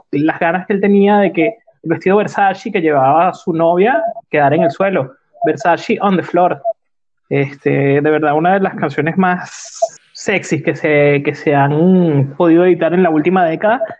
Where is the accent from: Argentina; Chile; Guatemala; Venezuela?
Venezuela; moved away; estaba de moda cuando yo me vine de Venezuela